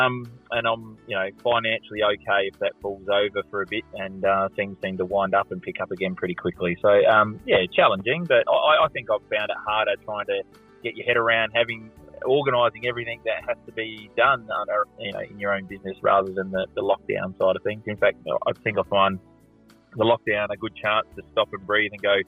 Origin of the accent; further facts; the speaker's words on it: Adelaide, South Australia, Australia; I'm Adelaide kid. I was born at the Semaphore Hospital, grew up in North Haven, went to Taparoo High